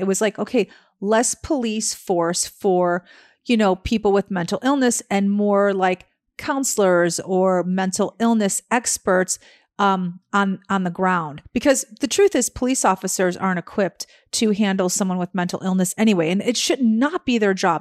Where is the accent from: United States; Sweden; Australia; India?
United States; Chicago, Illinois; I am from Chicago